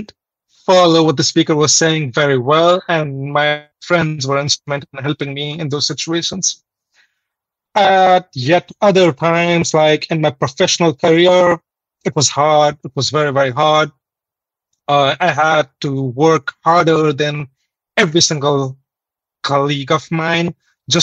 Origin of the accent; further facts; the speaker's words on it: India; moved away as an adult; now in Canada; I'm originally from India, but I came to Canada in 2016.